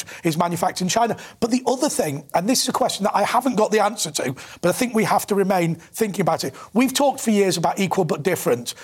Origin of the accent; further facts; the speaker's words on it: Manchester, North West England, United Kingdom; I'm from Manchester